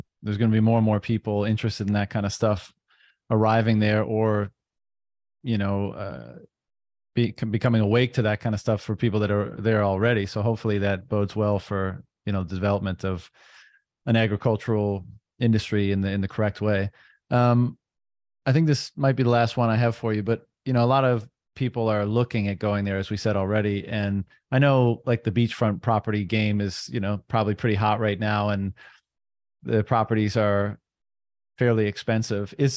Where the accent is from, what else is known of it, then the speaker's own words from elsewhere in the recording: Canada; I'm Canadian